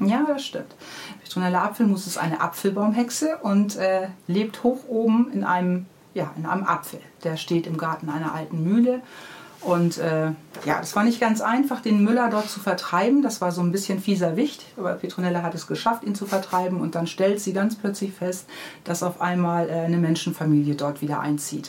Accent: Hamburg, Germany; Ich bin in Hamburg-Niendorf aufgewachsen am Moor

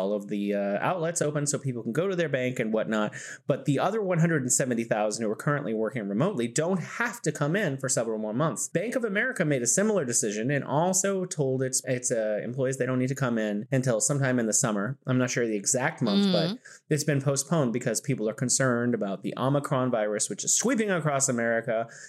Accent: California, United States; now in Wuhan, China; I'm originally from California in the U.S., and now I am located in beautiful Wuhan, China.

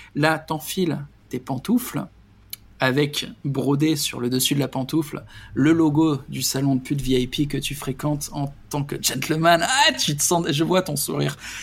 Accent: France; moved away; je suis français

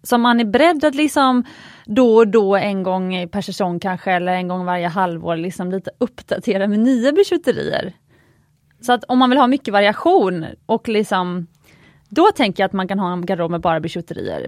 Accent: Gothenburg, Västra Götaland, Sweden; jag är uppvuxen i Göteborg

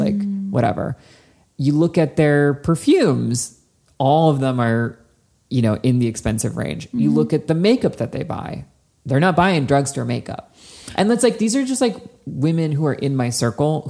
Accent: New Jersey, United States; growing up in New Jersey

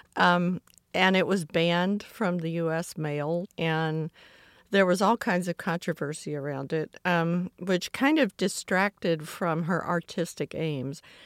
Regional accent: Atlanta, Georgia, United States; as a child growing up in Atlanta in the sixties

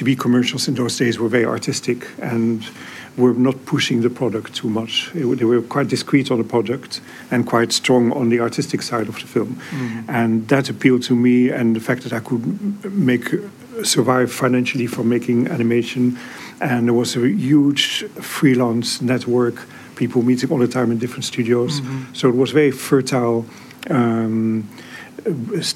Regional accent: Netherlands; I'm from the Netherlands

